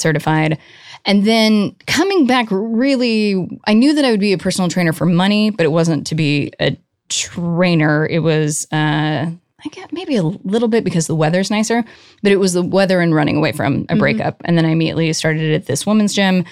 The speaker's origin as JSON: {"language": "English", "town": "Colorado Springs", "region": "Colorado", "country": "United States", "tie": "born or raised there", "also_born_or_lived": "New York", "moved": "yes", "lives_now": "Los Angeles, United States", "said": "I grew up in Colorado"}